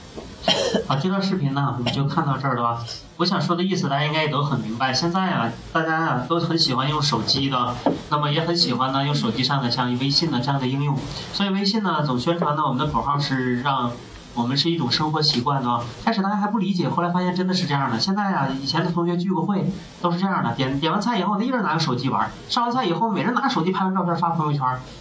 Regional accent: Northeast China, China; accent: Northeastern; now in Beijing, China; 我最熟悉的当然是我老家，就是东北了

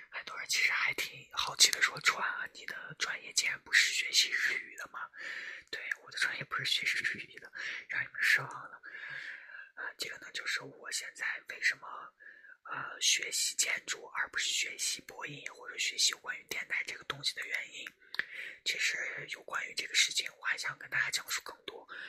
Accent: Shanxi, China; 我的家乡在山西，啊，我在山西

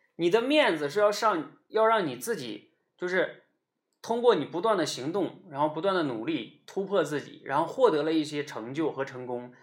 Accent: Northeast China, China; 我们那个时候东北叫掏裆子

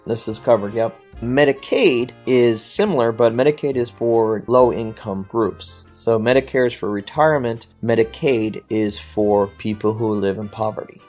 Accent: United States; I as an American

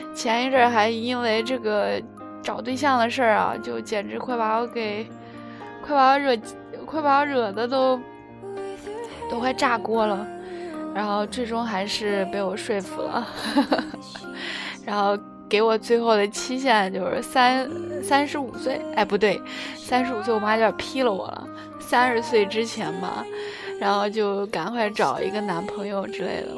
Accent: China; moved away as an adult; now in South Korea; 然后我们中国人就把那个 把中文说的好一点

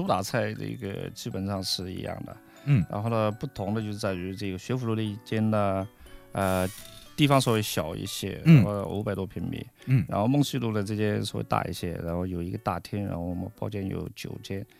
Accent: Jiangsu, China; 就是更符合我们江苏人的这种口味和浙江人的口味

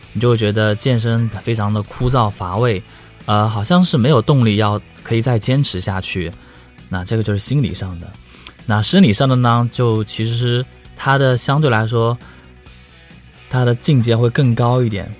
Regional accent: Hangzhou, Zhejiang, China; moved away; also born or lived in Beijing; 其实我是杭州人

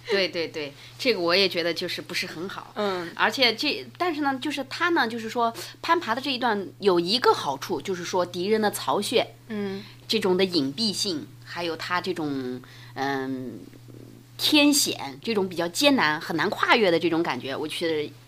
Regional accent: northern China, China; 我是从小在北方长大的嘛，骑过马

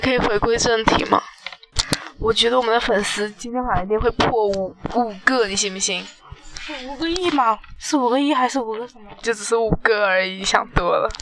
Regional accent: Yingtan, Jiangxi, China; 我们江西英台

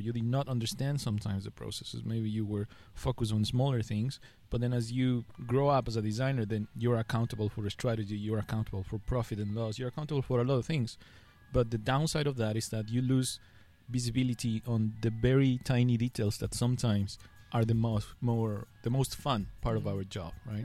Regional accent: Ecuador; first language Spanish; English is a second language; now in Shanghai, China; I, I come from Ecuador. It's a country Ecuador. in South America, uh. and my main language is Spanish

